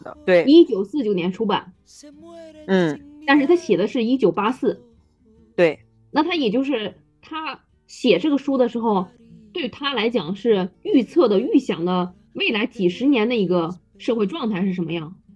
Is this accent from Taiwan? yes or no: no; northern China, China; 我是北方人